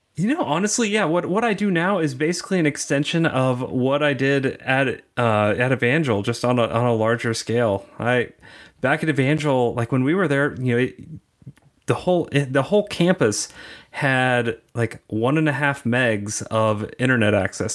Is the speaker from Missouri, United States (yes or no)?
yes; Kansas City, Missouri, United States; now in Kansas City, Kansas, United States; I grew up on the Missouri side, and I thought the Kansas people were, like, really weird, and now that I live on the Kansas side